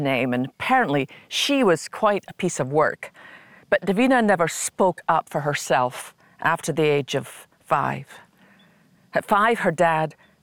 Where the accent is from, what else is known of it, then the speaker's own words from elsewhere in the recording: Scotland, United Kingdom; I learned as a little girl growing up in Scotland